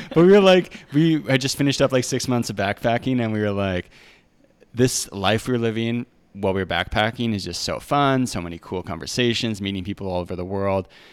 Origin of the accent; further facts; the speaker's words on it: Canada; moved away as an adult; now in Mexico; being Canadian